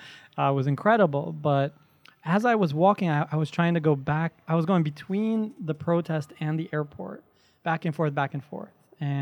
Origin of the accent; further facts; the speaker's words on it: New York City, New York, United States; I'm from Flushing, Queens.